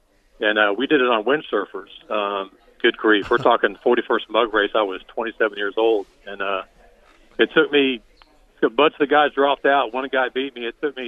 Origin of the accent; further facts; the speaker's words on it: Northeast Florida, United States; all those years I surfed growing up in Northeast Florida